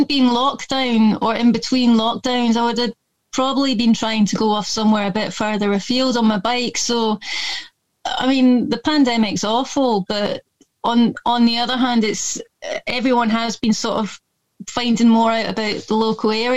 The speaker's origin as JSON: {"language": "English", "region": "Scotland", "country": "United Kingdom", "tie": "born or raised there", "also_born_or_lived": "London / Lancaster", "accent": "a bit Scottish", "moved": "yes", "said": "I don't know if you can tell from my accent, but it's a bit Scottish sounding, because I am a bit Scottish. And but my family's mostly English. I was born up there sort of by default."}